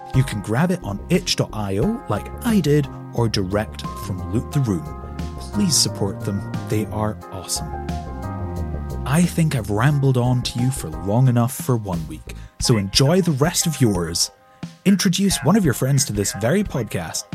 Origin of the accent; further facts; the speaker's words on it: Scotland, United Kingdom; I'm Scottish